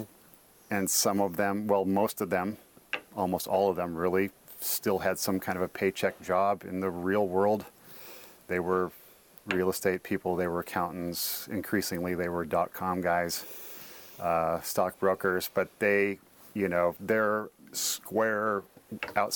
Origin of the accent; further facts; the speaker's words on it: Corvallis, Oregon, United States; also born or lived in Portland, Oregon; I grew up in Corvallis